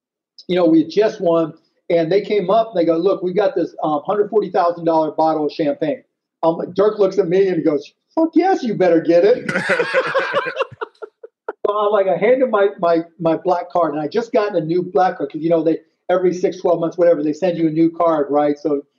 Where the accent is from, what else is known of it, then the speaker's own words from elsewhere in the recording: Pittsburgh, Pennsylvania, United States; I grew up in Pittsburgh. I'm a big Steelers fan